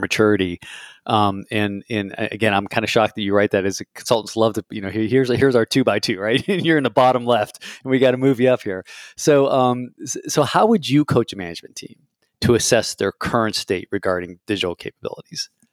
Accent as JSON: {"language": "English", "country": "United States", "said": "as an American"}